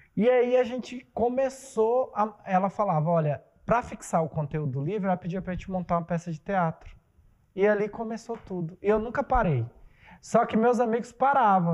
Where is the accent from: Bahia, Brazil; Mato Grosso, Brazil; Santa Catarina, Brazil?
Mato Grosso, Brazil; Primavera do Leste; also born or lived in Poxoréu, Mato Grosso; tanto em Pochorel, na cidade que eu nasci, quanto aqui em Primavera